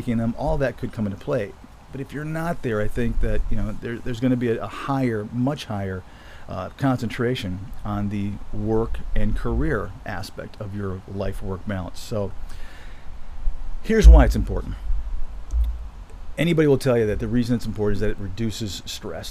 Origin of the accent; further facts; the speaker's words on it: Michigan, United States; moved away as an adult; also born or lived in Florida; now in Colorado, United States; growing up in Michigan and then spending so much time down